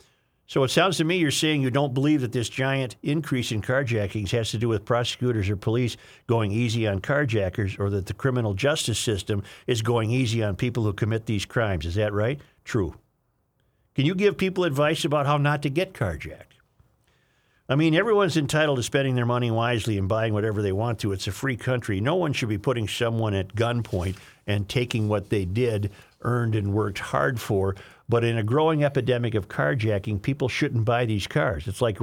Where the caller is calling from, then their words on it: Rhode Island, United States; Evening. I'm a listener from Rhode Island. My brother lives in the Minneapolis burbs and turned me on to you guys.